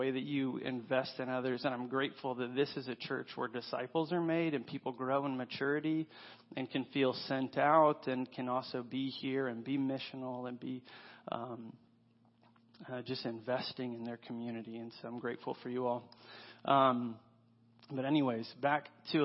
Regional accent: Paulding County, Georgia, United States; I am from Paulding County

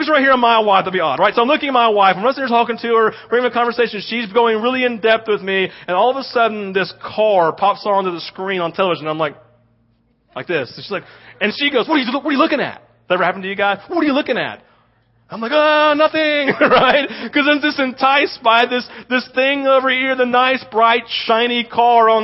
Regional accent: the South, United States; We live it growing up in the South

